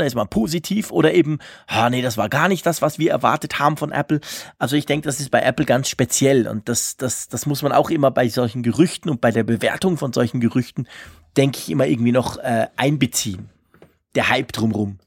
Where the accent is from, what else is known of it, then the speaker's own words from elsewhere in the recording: Switzerland; mich als Schweizer